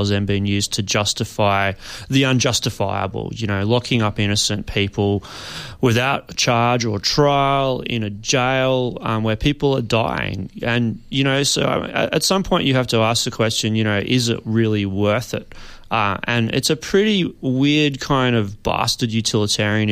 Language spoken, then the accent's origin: English; Brisbane, Queensland, Australia; I grew up in Brisbane